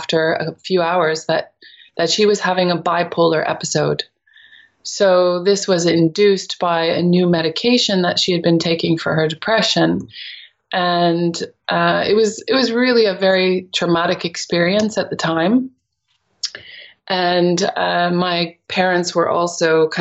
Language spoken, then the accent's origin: English; near Toronto, Ontario, Canada; moved away as an adult; also born or lived in England; now in Netherlands; when I was growing up in Canada, near Toronto